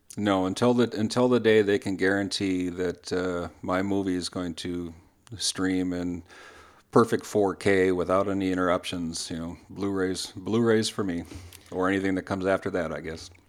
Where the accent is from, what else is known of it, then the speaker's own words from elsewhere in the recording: Minnesota, United States; I'm a Minnesotan